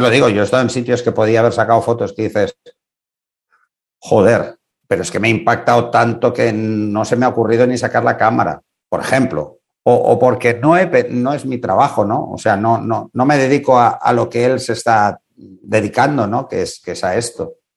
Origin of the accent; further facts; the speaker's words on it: Spain; en este país